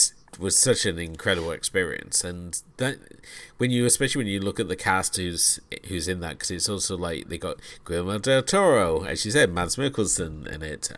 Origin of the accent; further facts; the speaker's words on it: United Kingdom; coming to this as a British view, where we have a very different stance of children lie about everything.